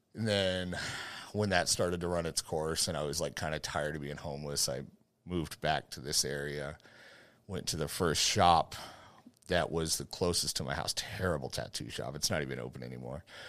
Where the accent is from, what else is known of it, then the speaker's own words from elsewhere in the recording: Fort Hood, Texas, United States; I grew up on Fort Hood, you know, so most of my time has been in this area